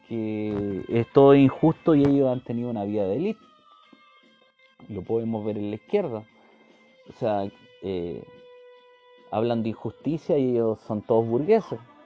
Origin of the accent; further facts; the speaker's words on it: Chile; soy simplemente un chileno más